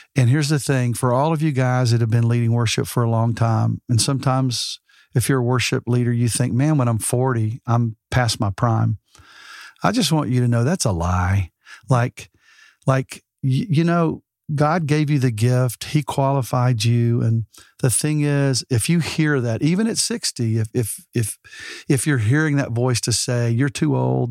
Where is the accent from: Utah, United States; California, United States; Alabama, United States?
Alabama, United States; now in Texas, United States; I'm from Alabama